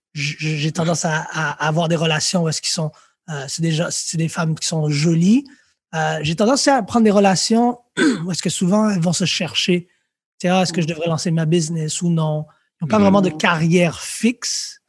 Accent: Montreal, Quebec, Canada; also born or lived in France; j'ai grandi à Lucien Pagé

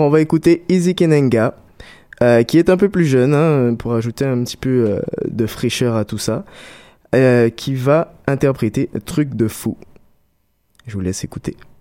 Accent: Guadeloupe; en tant que bon Guadeloupéen

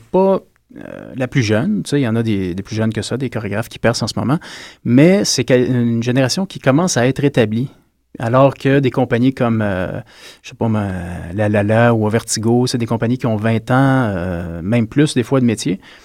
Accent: Gatineau, Quebec, Canada; moved away as an adult; now in Montreal, Canada; je viens de Hull. Je suis parti à 21 ans de Hull, puis mais je me considère montréalais maintenant

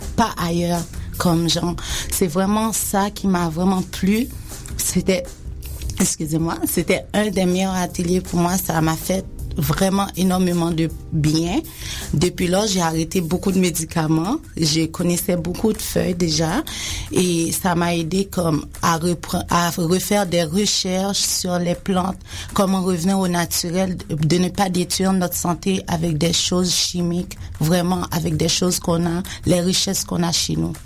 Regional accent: Haiti; now in Quebec, Canada; j'ai grandi en Haïti, j'ai été élevée en Haïti

